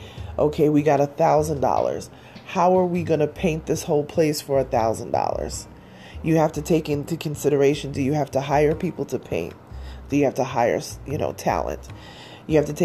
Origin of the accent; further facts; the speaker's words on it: New York, United States; I'm a New Yorker